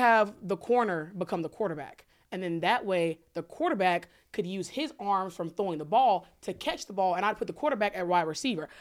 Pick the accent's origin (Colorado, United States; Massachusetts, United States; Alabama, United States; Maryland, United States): Alabama, United States; I grew up in Alabama and I have an Alabama education